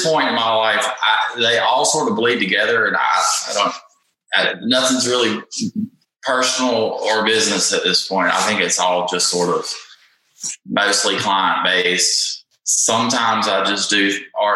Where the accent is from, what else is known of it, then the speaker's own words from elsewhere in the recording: Jackson, Mississippi, United States; I'm from Jackson, Mississippi. I was born and raised here